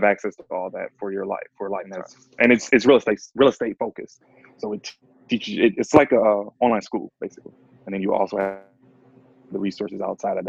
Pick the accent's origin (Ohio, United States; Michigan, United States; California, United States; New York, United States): Michigan, United States; Detroit; I live here. So I was born and raised in Detroit